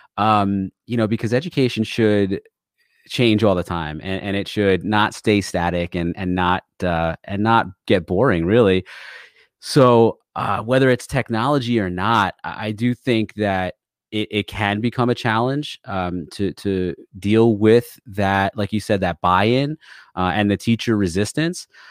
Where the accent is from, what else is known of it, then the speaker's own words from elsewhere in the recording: Connecticut, United States; also born or lived in New York; I am from Connecticut